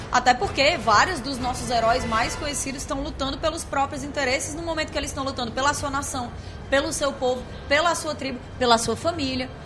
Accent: Ceará, Brazil; como a gente fala no Ceará

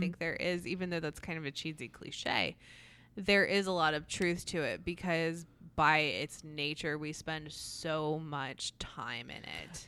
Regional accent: New Jersey, United States; now in South Carolina, United States; I grew up in New Jersey and then have lived here roughly, roughly half my life in each place

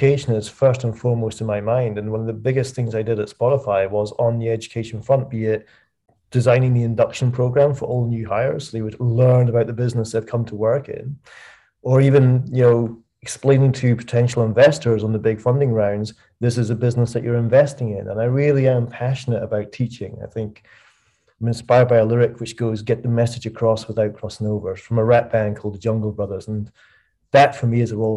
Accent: Dunbar, Scotland, United Kingdom; moved away as an adult; also born or lived in Edinburgh / London; I moved from Edinburgh, my hometown, a small town called Dunbar, south of Edinburgh

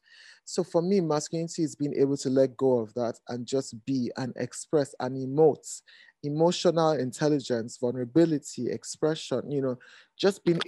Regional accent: Nigeria; I am a Nigerian and African designer.

